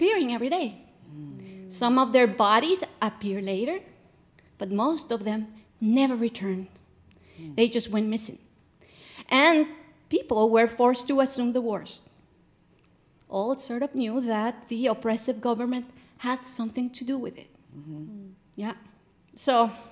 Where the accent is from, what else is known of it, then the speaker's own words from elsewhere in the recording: Guatemala; When I was little, growing up in Guatemala